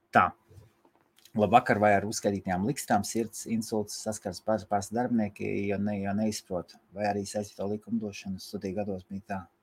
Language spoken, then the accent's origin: Latvian; Latvia; Mēs esam latvieši